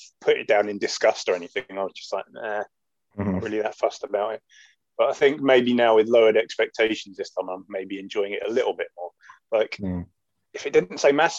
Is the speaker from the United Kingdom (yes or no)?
yes; United Kingdom; I'm British